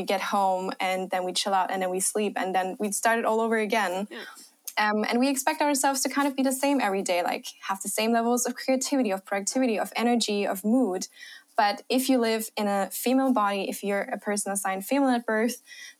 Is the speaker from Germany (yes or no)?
yes; Germany; accent: German; English is a second language; also born or lived in Australia; Australia for a few years of my life, and I traveled a lot. So yeah, maybe I'm hoping you don't hear my German accent as much.